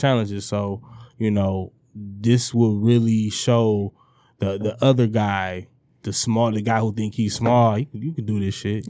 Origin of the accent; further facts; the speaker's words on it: Detroit, Michigan, United States; the East Sider